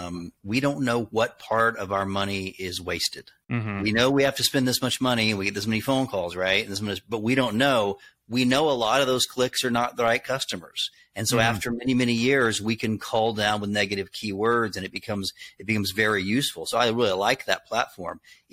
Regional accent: the South, United States; accent: Southern; Boston stations didn't want to book me because I had a Southern accent.

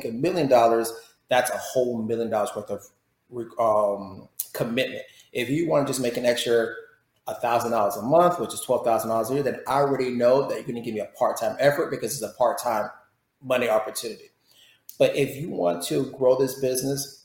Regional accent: Florida, United States; moved away as an adult; I'm from Florida, but I lost the Floridian

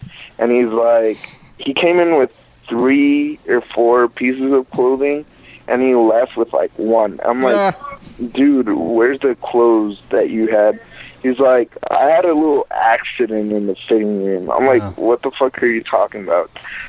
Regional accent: Honduras; born there; My dad is Jamaican and my mom is Honduran. I was born in Honduras.

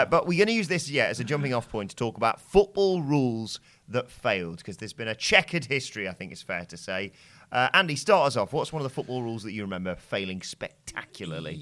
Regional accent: England, United Kingdom; we're English

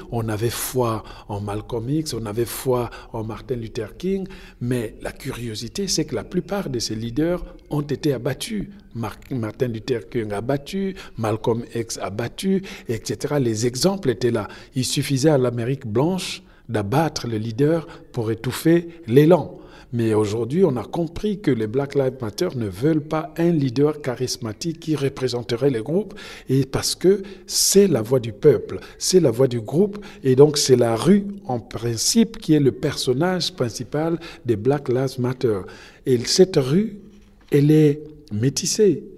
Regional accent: Republic of the Congo; also born or lived in France; now in United States; je suis congolais

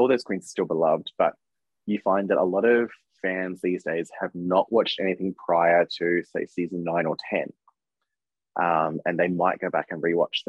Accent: Australia; I'm an Aussie

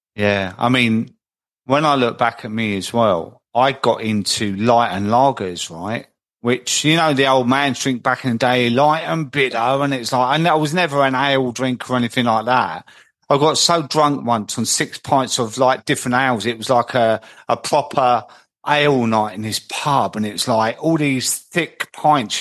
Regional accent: London, United Kingdom; moved away as an adult; also born or lived in Croydon; now in Midlands, United Kingdom; I'm in the Midlands now. I've always lived in South London, but I'm up in the Midlands now

